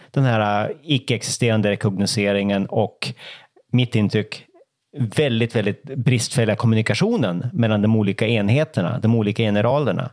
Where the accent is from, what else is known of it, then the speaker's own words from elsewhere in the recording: Norrland, Sweden; som norrlänning